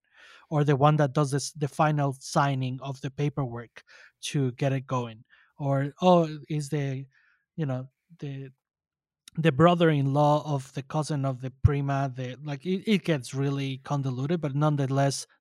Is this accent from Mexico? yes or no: yes; Sinaloa, Mexico; I'm from Sinaloa, my mom is from Culiacán, Sinaloa